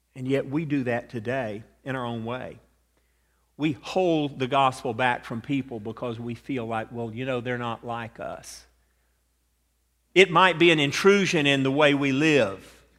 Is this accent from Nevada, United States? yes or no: no; Atlanta, Georgia, United States; accent: southern; moved away; I grew up in Atlanta.